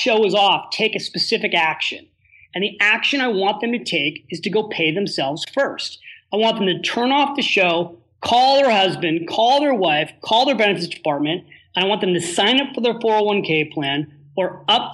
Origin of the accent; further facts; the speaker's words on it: California, United States; I was from California.